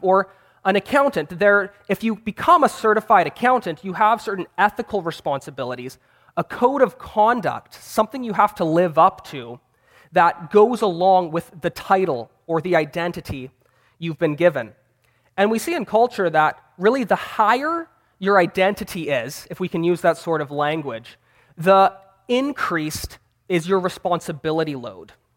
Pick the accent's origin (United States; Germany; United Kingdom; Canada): Canada; Vancouver, British Columbia; I'm a seminary student, and I'm from Vancouver, Canada